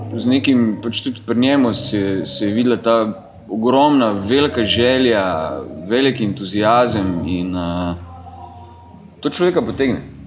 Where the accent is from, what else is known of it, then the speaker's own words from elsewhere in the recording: Maribor, Drava, Slovenia; moved away as an adult; also born or lived in Ljubljana; Maribor je uh, moj rojstni kraj in v Mariboru sem preživel teh svojih 19 let